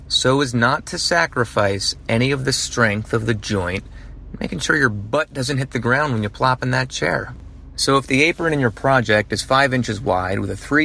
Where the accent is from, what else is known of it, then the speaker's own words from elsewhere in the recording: New Jersey, United States; now in Atlanta, United States; I'm from Jersey